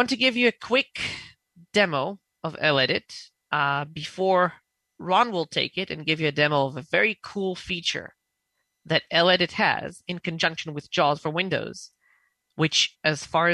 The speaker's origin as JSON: {"language": "English", "country": "Israel", "said": "I'm from Israel"}